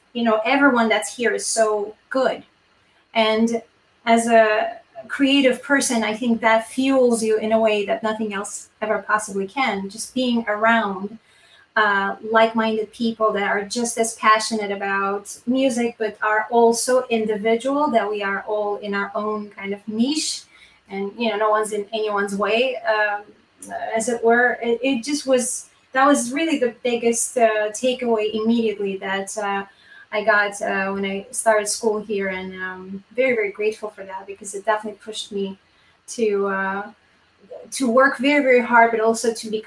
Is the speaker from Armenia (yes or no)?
yes; Yerevan, Armenia; moved away as an adult; now in United States; I am from Yerevan